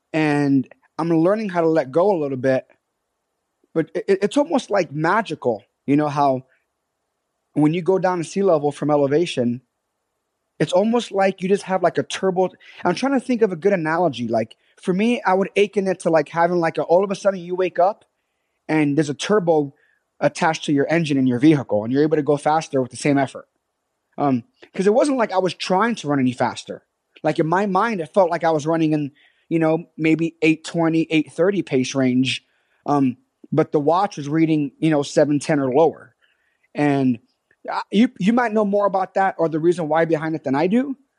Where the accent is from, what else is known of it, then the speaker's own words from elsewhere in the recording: New York City, New York, United States; born there; I was born in the South Bronx. My mother was 14 years old. Okay. And this was back in 1981 in Hunts Point in the South Bronx, New York City.